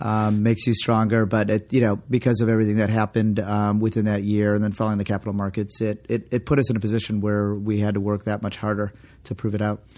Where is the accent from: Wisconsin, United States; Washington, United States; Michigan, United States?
Michigan, United States; Detroit; moved away as an adult; also born or lived in San Francisco; We grew up sailing together in the Detroit area.